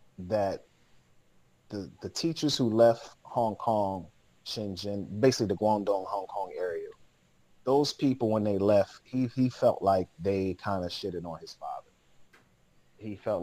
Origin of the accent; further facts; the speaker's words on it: Atlanta, Georgia, United States; moved away as an adult; also born or lived in Los Angeles / Dalian, China / Beijing, China; growing up in Atlanta